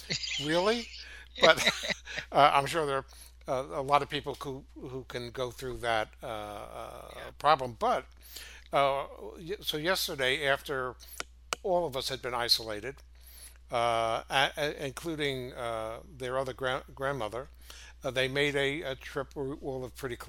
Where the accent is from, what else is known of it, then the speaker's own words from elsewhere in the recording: New York, United States; moved away; we're both from New York originally